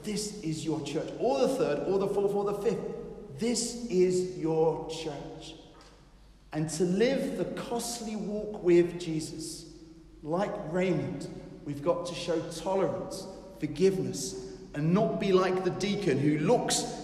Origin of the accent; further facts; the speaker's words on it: England, United Kingdom; We are English after all